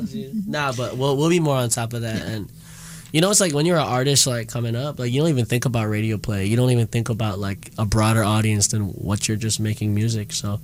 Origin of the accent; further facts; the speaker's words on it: Midwest, United States; I'm from the Midwest too, you know, so I literally felt like I was home for a little bit.